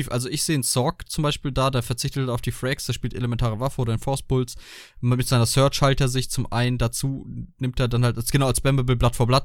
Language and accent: German; Germany; ich bin Deutscher